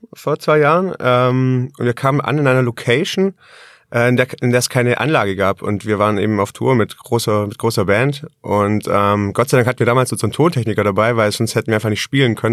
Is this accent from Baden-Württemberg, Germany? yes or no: yes; Tettnang, Baden-Württemberg, Germany; also born or lived in Ravensburg; Geboren bin ich in Tettnang, also kein gebürtiger Ravensburger